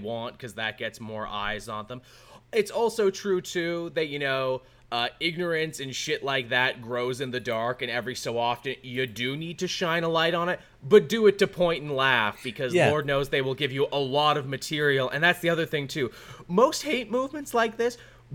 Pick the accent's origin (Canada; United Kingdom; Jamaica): Canada; being Canadian